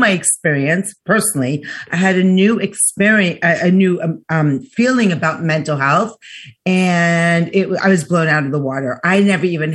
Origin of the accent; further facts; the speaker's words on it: New York, United States; I'm from New York